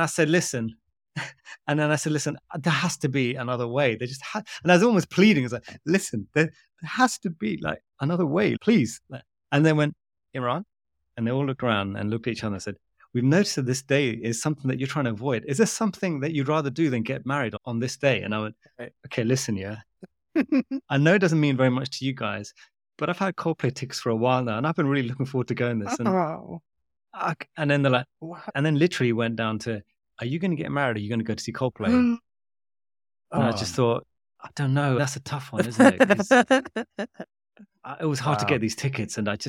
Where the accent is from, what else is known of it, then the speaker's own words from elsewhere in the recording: Bangladesh; I'm from Bangladesh and my wife is Pakistani.